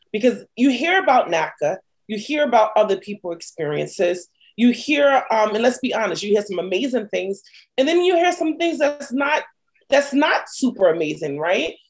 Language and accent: English; New York City, New York, United States; moved away as an adult; now in New Jersey, United States; I'm from Brooklyn